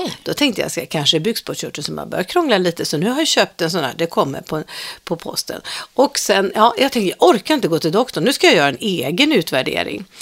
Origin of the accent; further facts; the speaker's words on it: Stockholm, Stockholm County, Sweden; also born or lived in Farsta; Jag föddes ju då i Farsta, men sen växte jag upp i Svedmyra